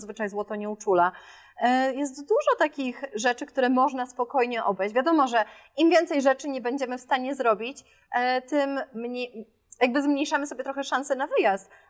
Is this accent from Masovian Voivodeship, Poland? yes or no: yes; Warsaw, Masovian Voivodeship, Poland; moved away; Ja jestem z Żoliborza w Warszawie, więc my mamy obok, e, Lasek Bielański